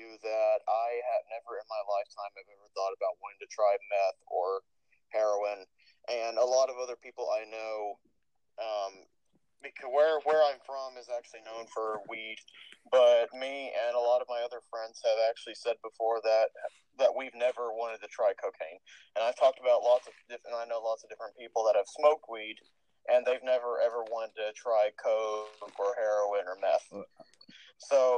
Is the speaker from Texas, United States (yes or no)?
yes; Texas, United States; I'm a Texan